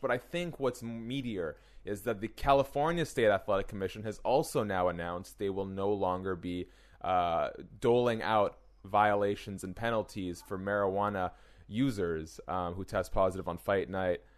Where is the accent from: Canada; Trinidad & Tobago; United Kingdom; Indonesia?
Canada; as a Canadian